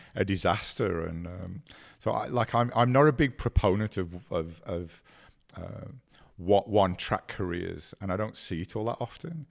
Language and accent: English; England, United Kingdom; also born or lived in Ireland; I was born in Ireland and raised in, in England, and we were an Irish immigrant family